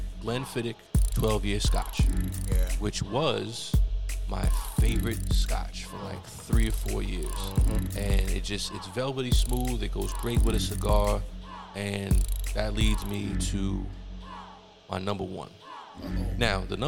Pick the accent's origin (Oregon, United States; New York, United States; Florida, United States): New York, United States; New York City; also born or lived in Washington, D.C. / New Jersey; Bronx people, we don't claim fucking Riverdale